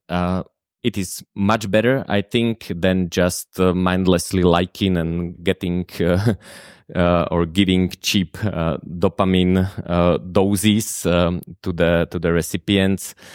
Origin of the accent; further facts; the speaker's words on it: Slovakia; accent: Slovak; first language Slovak; English is a second language; Slovak, which is my native language. I think you have noticed the accent